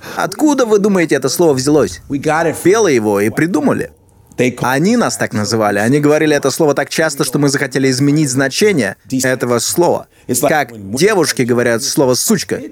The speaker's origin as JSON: {"language": "Russian", "town": "Chicago", "region": "Illinois", "country": "United States", "tie": "born or raised there", "moved": "yes", "lives_now": "New York, United States", "said": "я вырос в Чикаго"}